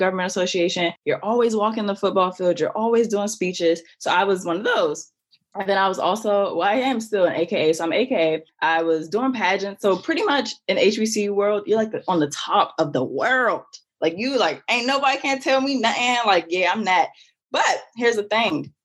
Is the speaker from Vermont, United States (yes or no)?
no; Maryland, United States; I'm from Maryland